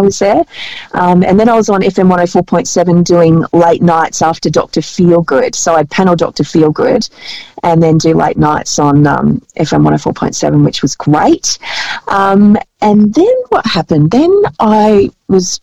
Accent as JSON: {"language": "English", "town": "Albury", "region": "New South Wales", "country": "Australia", "tie": "born or raised there", "said": "my hometown of Albury"}